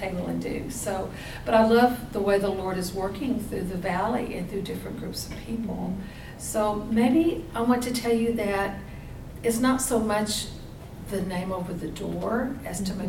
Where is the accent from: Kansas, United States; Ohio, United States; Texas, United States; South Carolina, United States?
Texas, United States; moved away as an adult; now in California, United States; I'm from Texas originally, and my husband was between jobs and was able to get hired with his dream job, and it meant moving to California.